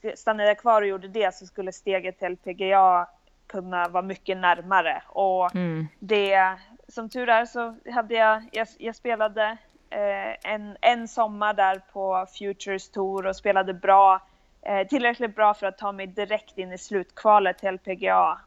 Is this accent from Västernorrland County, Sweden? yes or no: no; Bollnäs, Gävleborg County, Sweden; moved away as an adult; also born or lived in Oklahoma, United States; now in Florida, United States; jag växte upp i, i Bollnäs, så det är ändå södra Norrland